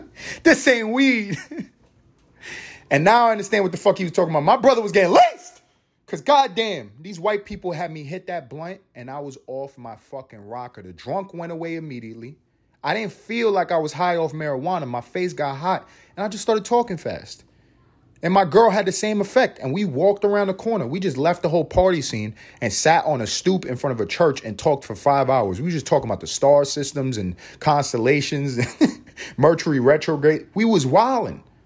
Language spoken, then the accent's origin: English; New York City, New York, United States; moved away as an adult; also born or lived in Los Angeles; I'm a New Yorker.